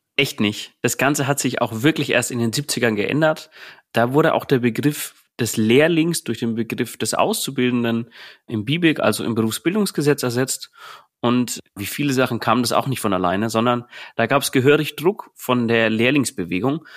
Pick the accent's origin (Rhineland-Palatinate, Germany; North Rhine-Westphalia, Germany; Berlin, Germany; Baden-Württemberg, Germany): Berlin, Germany; aus dem Bezirk Berlin, Brandenburg und Sachsen, komme aus Berlin